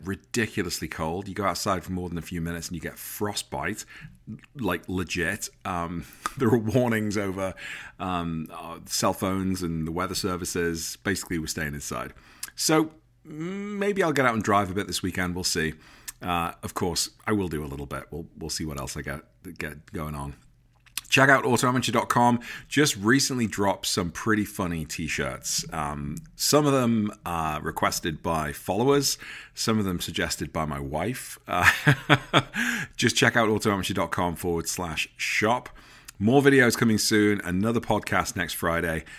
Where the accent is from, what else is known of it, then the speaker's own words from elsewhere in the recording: United Kingdom; accent: English; now in United States; living in America as a Brit